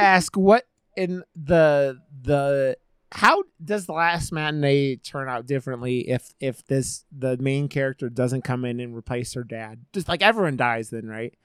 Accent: United States; as an American filmmaker

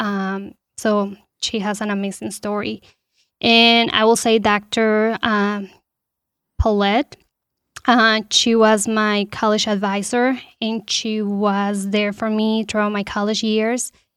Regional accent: Bogotá, Colombia; moved away as an adult; also born or lived in Goshen, Indiana; now in Warsaw, United States; I'm original from Colombia. I was born and raised there in the capital.

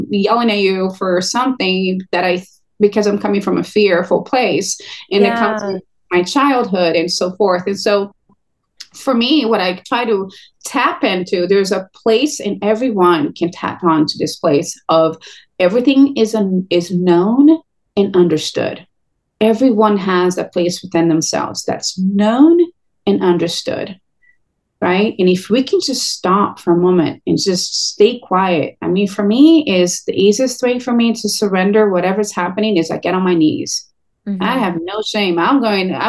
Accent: Brazil; now in California, United States; I'm Brazilian. I'm from Brazil originally.

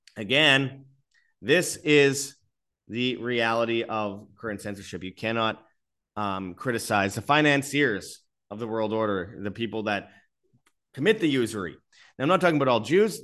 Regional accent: Winnipeg, Manitoba, Canada; in Winnipeg, Canada, my hometown

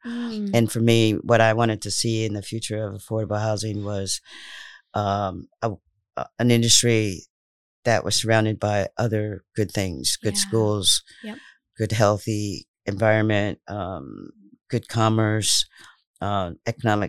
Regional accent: Indiana, United States; also born or lived in St. Louis, Missouri / Providence, Rhode Island; now in Rhode Island, United States; growing up in Indiana was kind of interesting

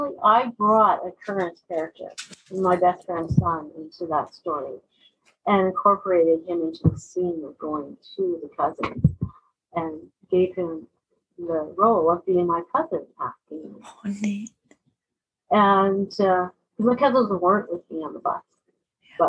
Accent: Vancouver, British Columbia, Canada; I grew up in Vancouver for a big portion

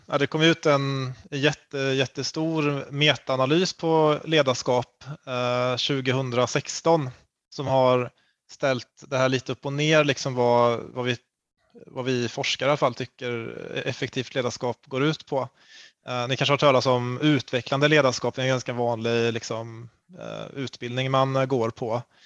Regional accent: Karlstad, Värmland, Sweden; jag kommer från Karlstad

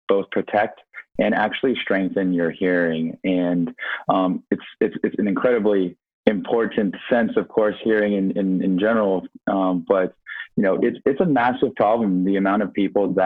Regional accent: Silicon Valley, California, United States; I was actually born and raised in Silicon Valley

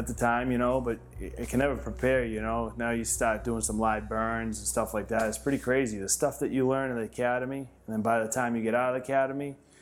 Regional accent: Salem, Massachusetts, United States; I 100% born and raised in Salem.

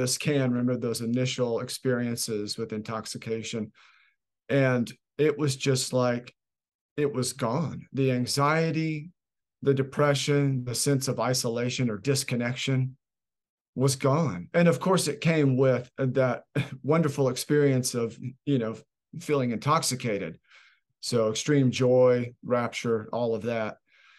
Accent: Oklahoma City, Oklahoma, United States; I grew up in Oklahoma City, Oklahoma, with a mother and a father and a little older sister, and in suburban Oklahoma City

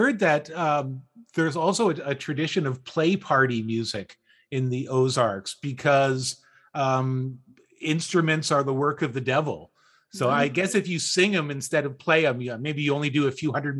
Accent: Ontario, Canada; I'm from Ontario, Canada, and I've never been to the Ozarks.

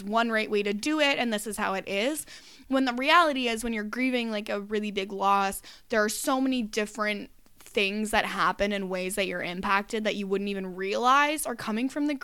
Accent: Canada; I'm Canadian.

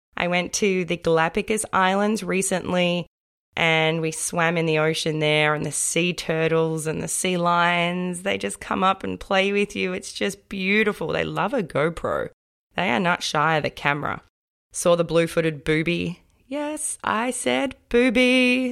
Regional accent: Australia; I was born and raised in Australia

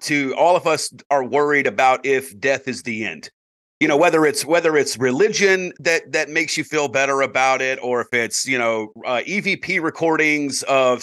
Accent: South Carolina, United States; as a South Carolina boy myself

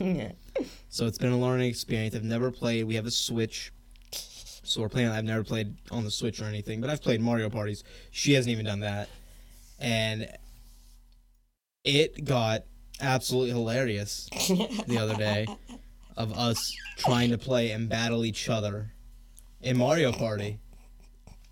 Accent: South Georgia, United States; moved away; I grew up in South Georgia

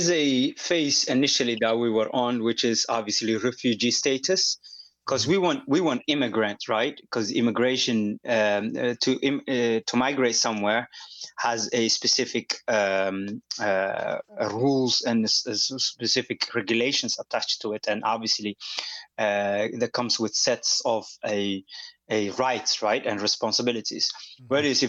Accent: Netherlands; Then also, obviously, I grew up in Holland, so that became, and what I would say, my teenage formation years, really, you know, that was Dutch. So for better part of 11, 12 years, I lived in Holland. I spoke Dutch and thought Dutch

